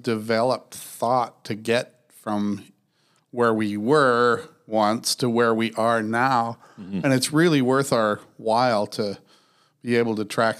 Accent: Western Canada, Canada; I grew up in evangelicalism in Western Canada

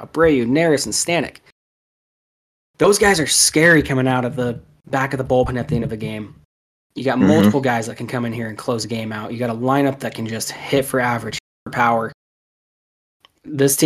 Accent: West Coast, United States; growing up on the West Coast

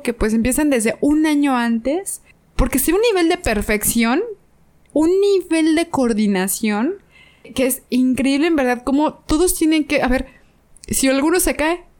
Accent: Mexico; como buena mexicana

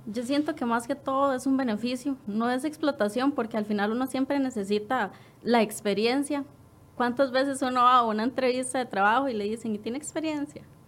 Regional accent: Quepos, Puntarenas, Costa Rica; yo soy de Quepos

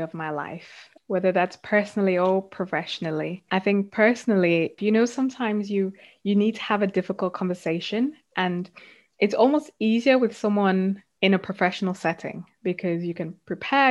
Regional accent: South Africa; now in United Kingdom; I grew up in South Africa and then moved to the UK

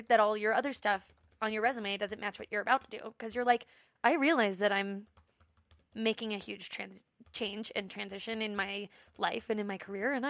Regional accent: Boulder, Colorado, United States; also born or lived in New York City; we grew up in Boulder.

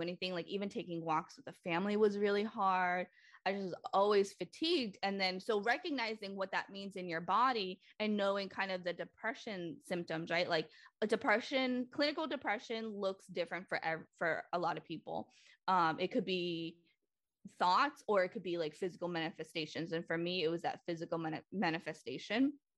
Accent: Lynn, Massachusetts, United States; I um was born and raised in Lynn, Massachusetts

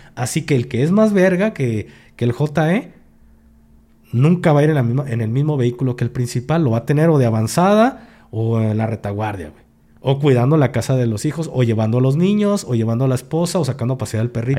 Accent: Jalisco, Mexico; aquí en Jalisco, ojo, yo hablo de mi rancho, de aquí de mi pueblo, aquí en Jalisco

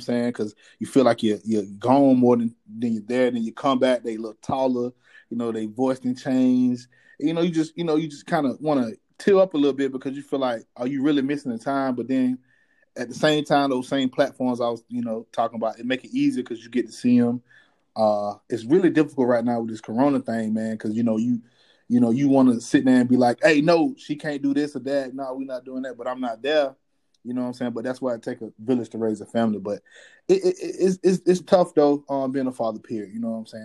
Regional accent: Macon, Georgia, United States; moved away as an adult; now in South Korea; born and raised in Macon, Georgia

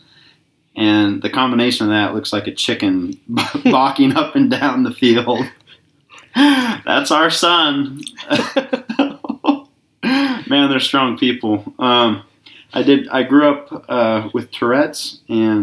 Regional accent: Kalispell, Montana, United States; I was born in Kalispell, Montana

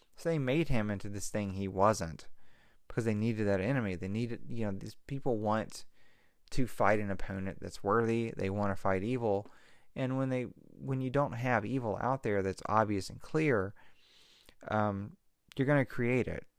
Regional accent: Mississippi Delta, United States; now in California, United States; I'm from the Mississippi Delta

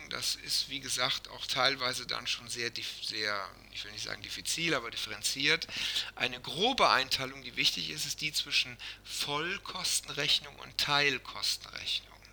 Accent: Germany; bei uns in Deutschland

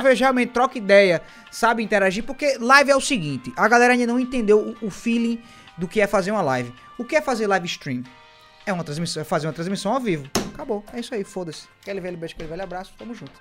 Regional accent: Northeast Region, Brazil; eu sou nordestino

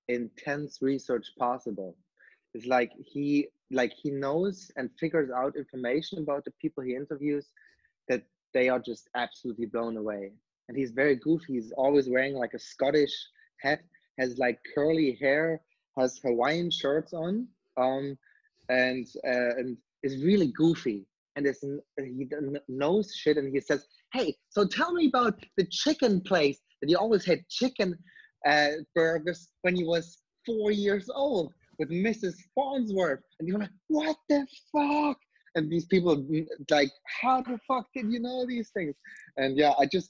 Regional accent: East Germany, Germany; also born or lived in Berlin; I'm born and raised in East Germany

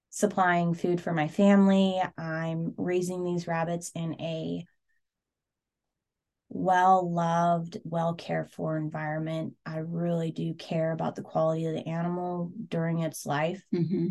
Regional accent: Seward, Alaska, United States; I grew up in Seward

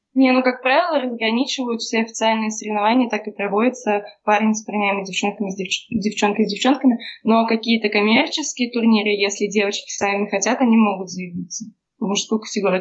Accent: Nizhny Novgorod, Nizhny Novgorod Oblast, Russia; мы все из Нижнего Новгорода, и все какое-то время вместе тренировались

